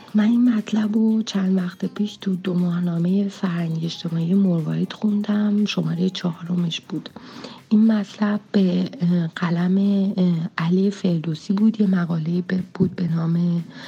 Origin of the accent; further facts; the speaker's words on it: Iran; ماهایی که توی فرهنگ ابراهیمی ایرانی بزرگ شدیم